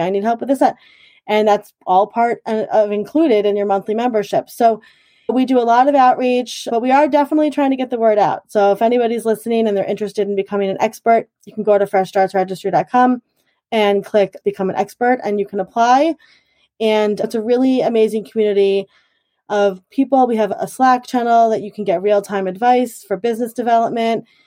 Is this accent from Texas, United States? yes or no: no; Huntington, New York, United States; also born or lived in Garden City, New York; I was born in Garden City, actually, and then I have lived in Huntington for most of my, all of my life.